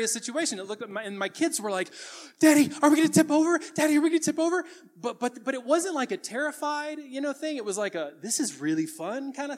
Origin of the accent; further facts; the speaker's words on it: the South, United States; I grew up in the South around a lot of lifted trucks